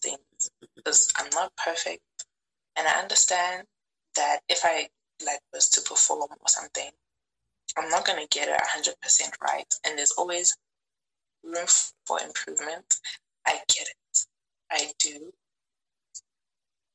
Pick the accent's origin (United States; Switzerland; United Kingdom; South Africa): South Africa; Pretoria, Gauteng; also born or lived in Limpopo; I was born in Zanin, mm-hmm. which is a town in Limpopo, and I grew up in Pretoria